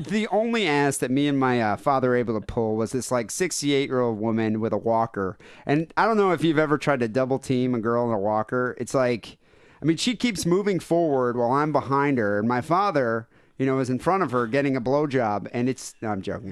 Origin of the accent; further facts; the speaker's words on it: United States; I'm American